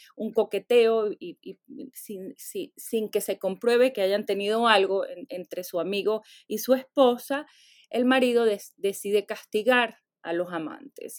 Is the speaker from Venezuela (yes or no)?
yes; Venezuela; now in United States; nací en Venezuela, puedo, podría añadir también, pero tengo muchos años viviendo en Estados Unidos